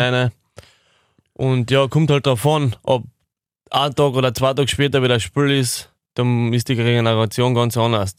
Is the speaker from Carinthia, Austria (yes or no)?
yes; Irschen, Carinthia, Austria; Das ist das Dorf, wo ich aufgewachsen bin